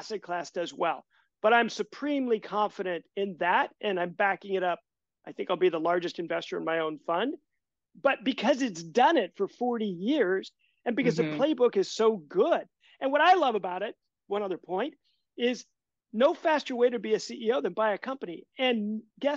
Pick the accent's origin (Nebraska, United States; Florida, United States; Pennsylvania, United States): Nebraska, United States; moved away; I am from Nebraska